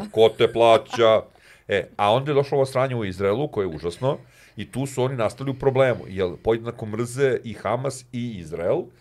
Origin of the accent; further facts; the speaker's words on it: Serbia; ja moram to da kažem kao Srbin, ja sam ponosno sa Srbin